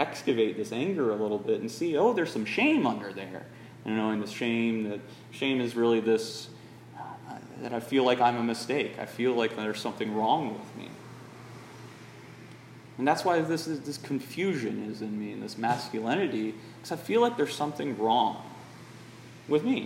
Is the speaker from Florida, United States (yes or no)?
yes; Northwest Florida, United States; being from Florida, Northwest Florida, Lower Alabama